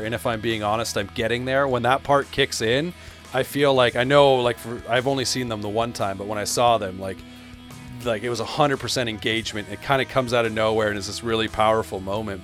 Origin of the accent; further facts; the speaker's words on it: Canada; I'm from Canada